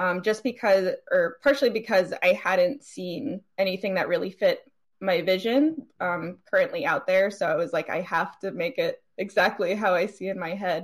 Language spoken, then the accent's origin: English; East Coast, United States; I'm a cosplayer from the East Coast.